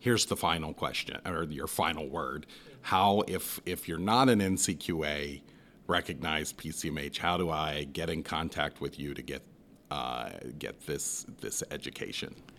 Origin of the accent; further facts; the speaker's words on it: Southwest Ohio, United States; moved away; I come from Southwest Ohio